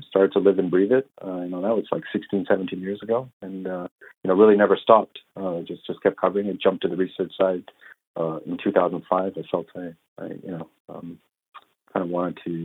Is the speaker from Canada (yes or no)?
yes; Vancouver, British Columbia, Canada; moved away as an adult; also born or lived in Toronto; I grew up on the West Coast in Vancouver, and then moved over to Toronto in about 2000